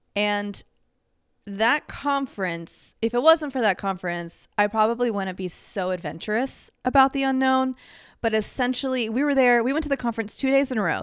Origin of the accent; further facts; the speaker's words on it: Dallas, Texas, United States; moved away as an adult; now in Los Angeles, United States; growing up in Dallas